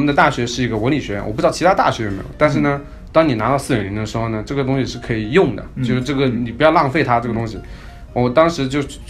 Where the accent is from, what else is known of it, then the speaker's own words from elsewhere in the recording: Chaozhou, Guangdong, China; also born or lived in Seattle; now in United States; 我是一个潮州人